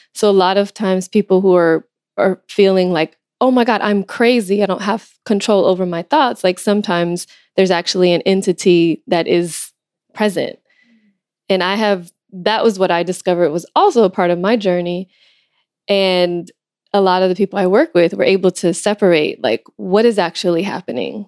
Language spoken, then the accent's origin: English; Los Angeles, California, United States; I'm from Los Angeles, and uh, I also, my father is from Ethiopia